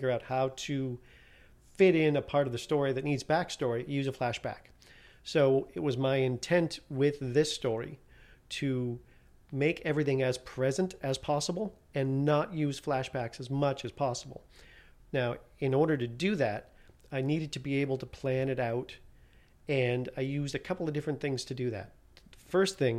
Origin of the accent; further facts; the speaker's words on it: Canada; moved away; I was born in Canada, moved here a little over 20 years ago